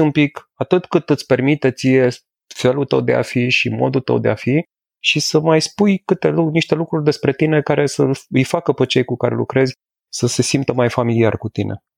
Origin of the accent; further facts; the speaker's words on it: Brașov, Brașov County, Romania; la Brașov, de unde sunt eu